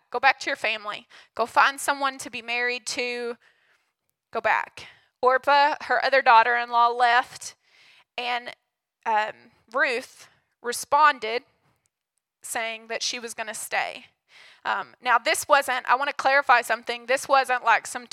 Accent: Hugo, United States; I grew up in Hugo

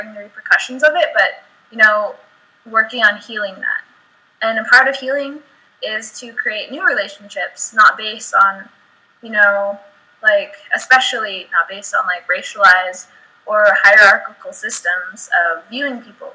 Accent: United States; coming as an American

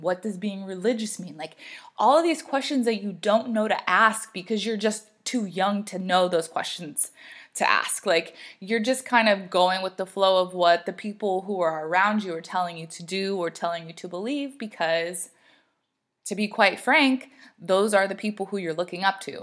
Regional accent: the South, United States; I grew up in the South

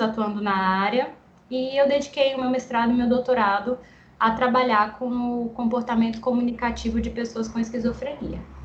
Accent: Guarulhos, São Paulo, Brazil; moved away as an adult; also born or lived in Ribeirão Preto; now in João Pessoa, Brazil; Eu sou de Guarulhos, São Paulo, mas moro em João Pessoa, aqui na Paraíba, há dois anos e meio

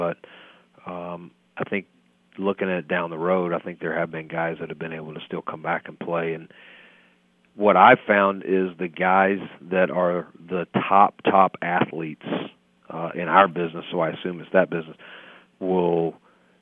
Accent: North Carolina, United States; I'm from North Carolina

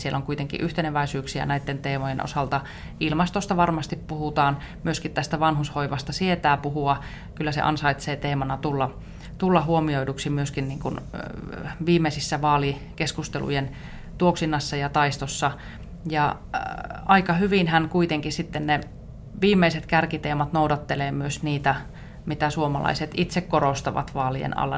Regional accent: Iisalmi, Savo, Finland; also born or lived in Helsinki; olen savolainen, asun Iisalmessa ja olen tämmöinen arkihelsinkiläinen

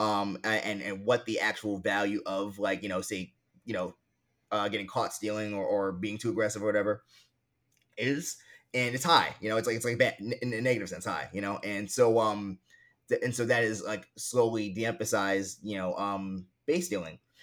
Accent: New York City, New York, United States; now in Harlem, New York City, United States; I grew up in Queens, right, I grew up in a, like, you know, a solidly middle-class to affluent neighborhood

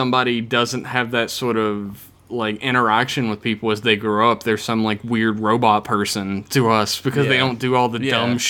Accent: United States; I'm American. I'm expected to only know one language and poorly at that.

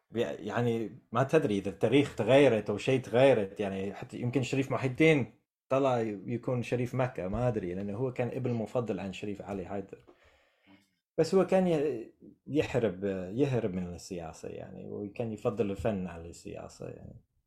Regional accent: United States; Arabic is a second language; فانا كامريكي عازف عود

